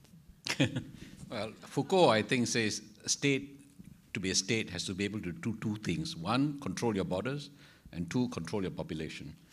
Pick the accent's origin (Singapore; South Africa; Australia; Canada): Singapore; the sense of being a Singaporean society